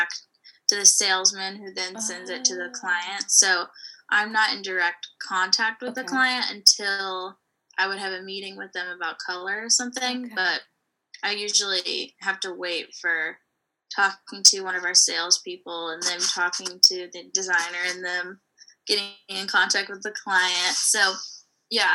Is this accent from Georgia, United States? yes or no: yes; Savannah, Georgia, United States; I actually went to high school at Savannah Arts, so I grew up in Savannah